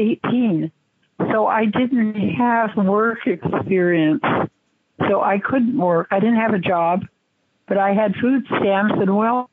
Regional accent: San Francisco, California, United States; born there; San Francisco. I'm a red diaper baby. I was born the day of the great strike.

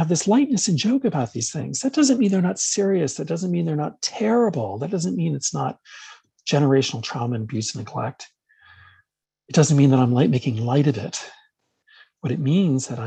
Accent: New York, United States; I grew up in New York, so we're culturally Catholic and Jewish

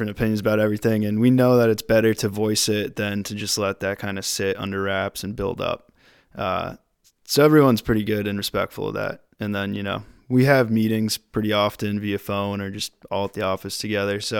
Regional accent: Connecticut, United States; I'm from Connecticut originally

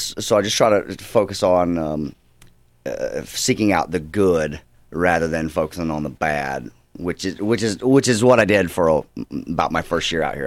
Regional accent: Georgia, United States; also born or lived in Fort Worth, Texas; now in Los Angeles, United States; And I was born in Fort Worth, Texas, just because my dad was going to seminary school there. But they're from Georgia.

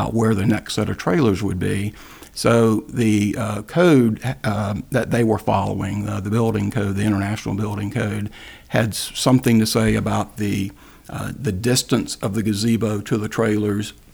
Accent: Greensboro, North Carolina, United States; moved away; I'm from Greensboro, North Carolina, and my father early on was the go-to guy for our larger neighborhood, for the west side of Greensboro, North Carolina

